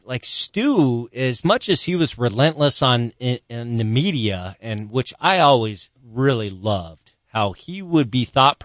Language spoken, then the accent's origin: English; San Diego, California, United States; I grew up in San Diego.